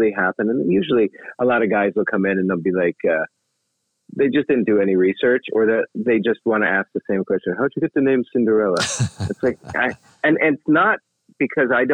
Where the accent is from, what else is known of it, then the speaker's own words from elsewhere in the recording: New York, United States; now in Los Angeles, United States; I'm a New Yorker